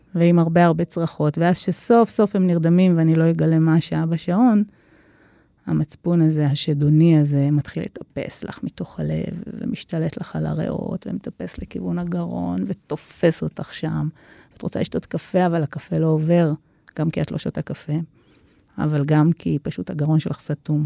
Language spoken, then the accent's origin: Hebrew; Israel; אני ישראלית